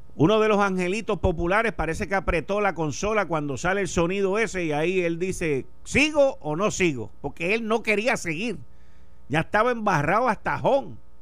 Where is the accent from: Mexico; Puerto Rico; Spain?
Puerto Rico; puertorriqueños hablando inglés como somos tú, yo y los míos